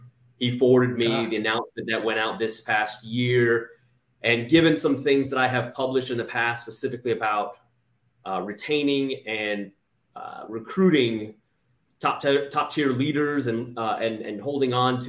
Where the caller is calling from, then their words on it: Alexandria, Virginia, United States; Sir, I'm just south of Washington, D.C. in Alexandria, Virginia.